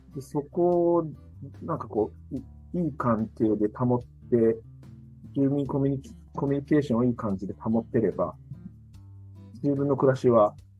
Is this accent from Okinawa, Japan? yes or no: no; Kitakyushu, Fukuoka, Japan; born or raised there